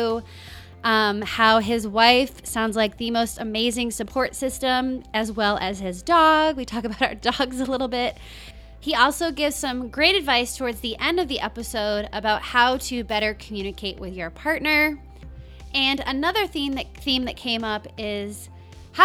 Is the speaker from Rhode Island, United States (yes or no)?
yes; Rhode Island, United States; moved away as an adult; also born or lived in Los Angeles; I grew up in Rhode Island and then I moved to Los Angeles